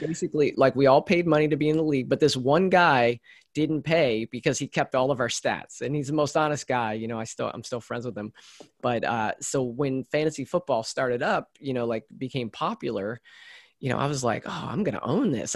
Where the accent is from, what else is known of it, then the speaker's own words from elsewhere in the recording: central Maryland, United States; I grew up in Maryland, similar to you, but more in central Maryland